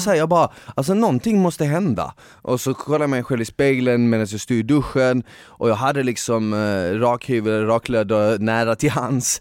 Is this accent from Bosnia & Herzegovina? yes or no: yes; Bosnia & Herzegovina; moved away; jag är född i Bosnien